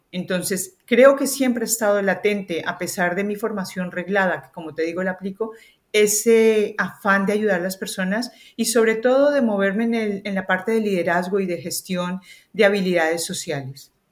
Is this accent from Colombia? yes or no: yes; Colombia; accent: Colombian; moved away as an adult; now in Spain; Yo vengo de Colombia, se nota por mi acento